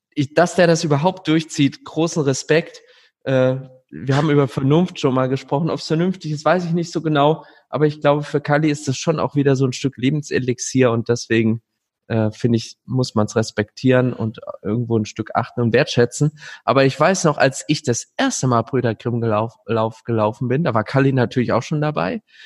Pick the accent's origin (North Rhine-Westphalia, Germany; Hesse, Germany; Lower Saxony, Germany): Hesse, Germany; Gelnhausen area; moved away; ich entdecke auch was Neues in meiner Heimat. Ich bin jetzt zum ersten Mal von Gelnhausen nach Ronneburg gelaufen